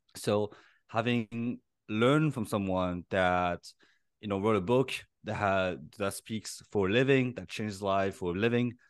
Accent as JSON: {"language": "English", "town": "Paris", "region": "Île-de-France", "country": "France", "tie": "born or raised there", "said": "I was born and raised in Paris"}